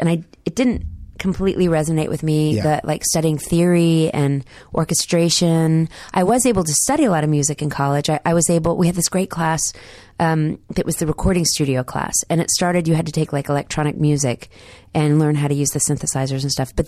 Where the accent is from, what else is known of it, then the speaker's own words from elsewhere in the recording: Dallas, Texas, United States; accent: Southern; I grew up in Dallas in the 80s mostly